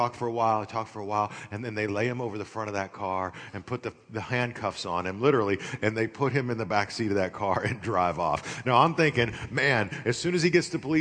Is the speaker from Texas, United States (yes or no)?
yes; Amarillo, Texas, United States; now in Las Vegas, United States; I grew up in Amarillo, Texas, not far from here, so I know this area